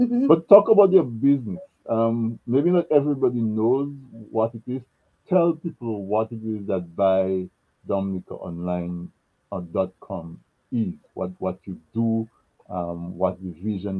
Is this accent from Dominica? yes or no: yes; Dominica; growing up in Dominica